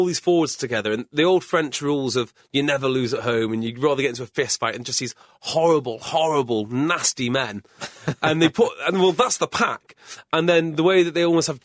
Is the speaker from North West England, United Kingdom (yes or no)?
no; Wales, United Kingdom; I'm Welsh